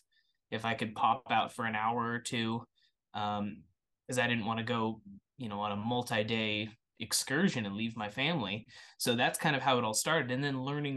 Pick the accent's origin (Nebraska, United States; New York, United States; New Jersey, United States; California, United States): Nebraska, United States; Lincoln; I'm from Lincoln, and so I did my undergraduate in biology at the University of Nebraska in Lincoln